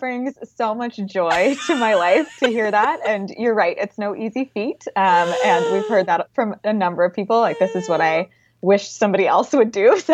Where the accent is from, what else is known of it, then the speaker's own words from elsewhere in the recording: Wilmington, Delaware, United States; now in Washington, D.C., United States; I grew up in Wilmington, Delaware